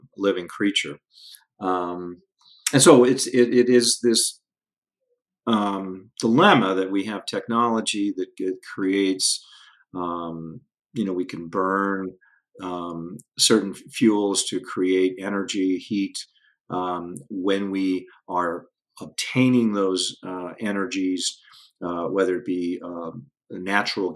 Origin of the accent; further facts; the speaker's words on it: Denver, Colorado, United States; I grew up again in the Denver area in the 70s